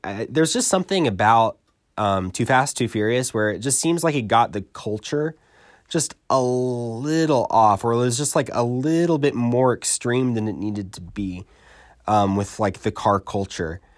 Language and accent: English; New York, United States; I'm from New York